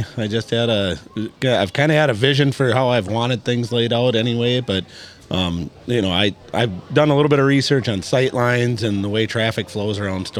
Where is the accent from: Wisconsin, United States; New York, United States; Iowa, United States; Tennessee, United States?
Iowa, United States; now in Brainerd, United States; I am not from Brainerd. I've lived here the majority of my life. I'm from central eastern Iowa, about an hour east of Des Moines.